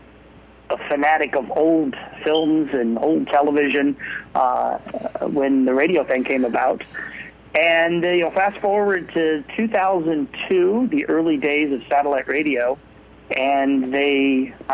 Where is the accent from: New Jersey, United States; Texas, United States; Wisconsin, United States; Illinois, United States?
Illinois, United States; moved away; also born or lived in Colorado / Boise, Idaho; I started as a kid growing up in Illinois